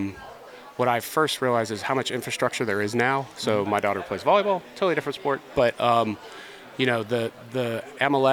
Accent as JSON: {"language": "English", "town": "Miami", "region": "Florida", "country": "United States", "tie": "born or raised there", "moved": "yes", "said": "grew up in Miami, grew up a sports junkie"}